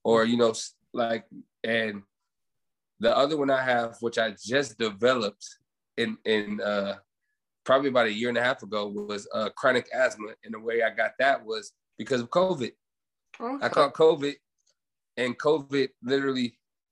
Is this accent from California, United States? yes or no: yes; Los Angeles, California, United States; now in Fontana, United States; I was born and raised in Los Angeles, California. I live in Fontana now